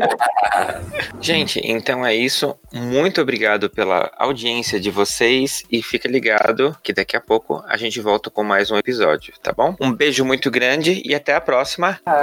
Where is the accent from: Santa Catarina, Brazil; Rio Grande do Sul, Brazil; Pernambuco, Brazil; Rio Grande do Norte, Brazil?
Santa Catarina, Brazil; Blumenau; minha cidade natal, Blumenau